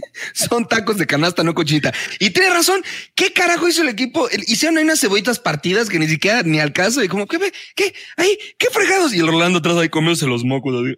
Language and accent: Spanish; Mexico City, Mexico; Soy ese chilango